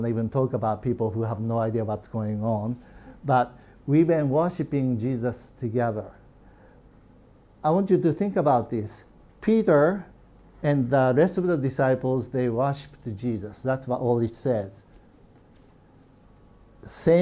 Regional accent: Nagano, Japan; moved away; I grew up in Nagano

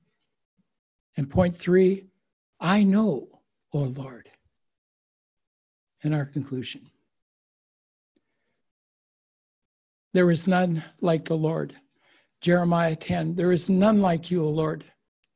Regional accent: United States; now in Japan; I've become more Japanese than I am American

